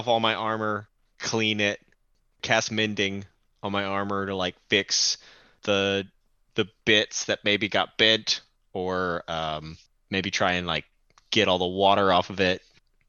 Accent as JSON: {"language": "English", "region": "North Carolina", "country": "United States", "tie": "born or raised there", "said": "my home state of North Carolina."}